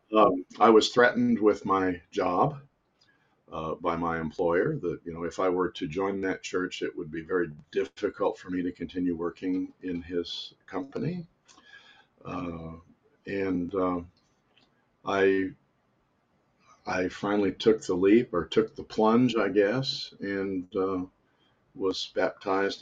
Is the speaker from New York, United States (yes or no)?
no; Utah, United States; now in South Korea; I was born and raised in Utah